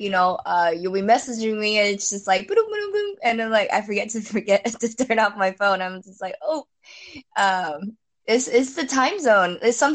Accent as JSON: {"language": "English", "country": "Singapore", "tie": "born there", "said": "Yeah, so I was actually born here. So technically this is my home country, right?"}